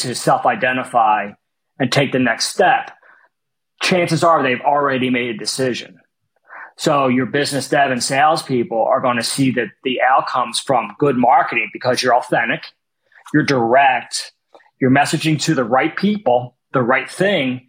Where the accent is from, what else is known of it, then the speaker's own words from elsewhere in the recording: Philadelphia, Pennsylvania, United States; my entire life growing up in West Philly